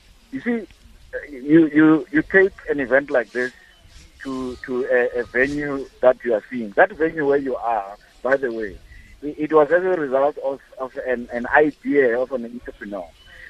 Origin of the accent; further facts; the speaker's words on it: Mahikeng, North West, South Africa; moved away; Northwest is my second home. I grew up in Mafeking